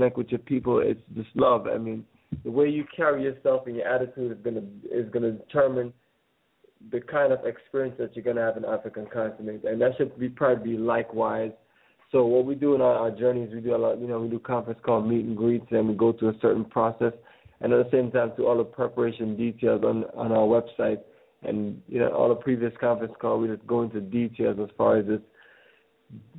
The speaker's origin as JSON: {"language": "English", "town": "Kingston", "country": "Jamaica", "tie": "born or raised there", "moved": "yes", "lives_now": "Atlanta, United States", "said": "I was born in Kingston, Jamaica. I live here right now on the south side of Atlanta."}